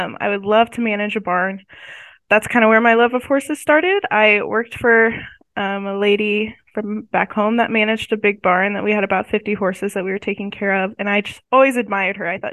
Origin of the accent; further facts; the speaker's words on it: Northeast Kansas, United States; moved away as an adult; I grew up in Northeast Kansas on a farm